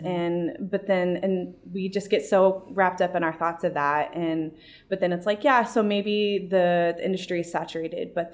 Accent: San Antonio, Texas, United States; also born or lived in Columbia, Missouri / Denver; now in St. Louis, United States; I'm from San Antonio and, I love my hometown

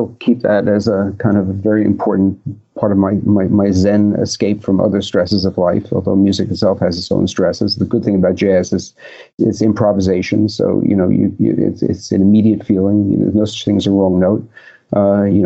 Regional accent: Long Island, New York, United States; growing up on Long Island

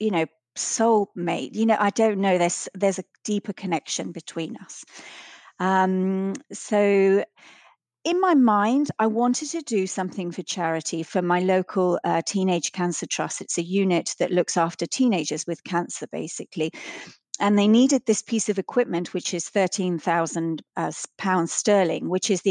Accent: Vienna, Austria; grew up in Austria, in Vienna, and we used to go skiing at the weekends

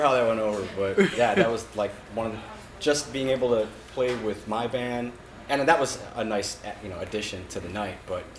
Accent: Chicago, Illinois, United States; moved away; I'm from Chicago, so it's nice to be back

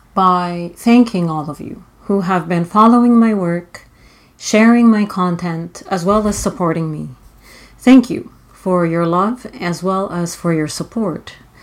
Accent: Saudi Arabia; accent: Egyptian; moved away; also born or lived in United Kingdom / Cairo, Egypt; Most of you know that I was born in the United Kingdom and that I was raised in Saudi Arabia. But what I don't often disclose or discuss are my Egyptian roots. My mother is Egyptian, and not only do I have Egyptian roots

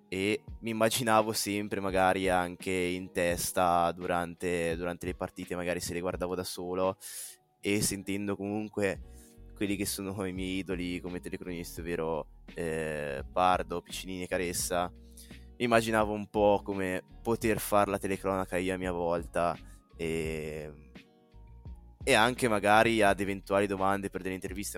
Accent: Carrara, Tuscany, Italy; vengo da Carrara

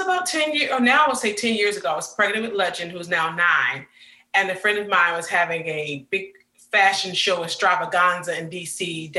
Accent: Prince George's County, Maryland, United States; also born or lived in Washington, D.C.; now in Nashville, United States; I grew up in Washington, D.C., more so in the county of Maryland, Prince George's County.

